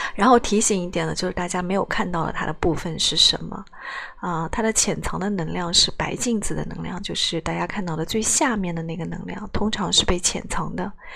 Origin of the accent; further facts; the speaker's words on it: China; 在我们大陆这边